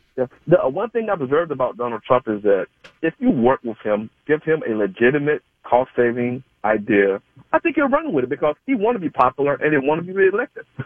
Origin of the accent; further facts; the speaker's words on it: Georgia, United States; I grew up in Georgia